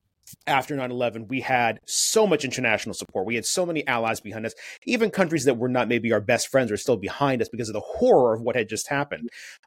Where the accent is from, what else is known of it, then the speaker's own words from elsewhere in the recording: United States; I'm talking about my own country here as an American